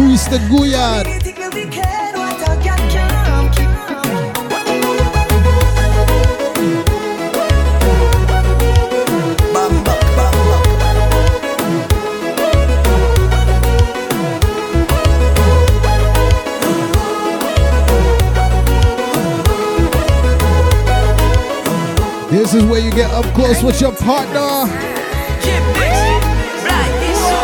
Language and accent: English; New York City, New York, United States; I'm from Brooklyn.